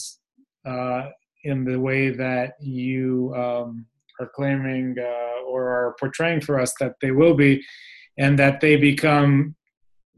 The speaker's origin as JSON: {"language": "English", "country": "Israel", "said": "I come from Israel where everybody is a strategist"}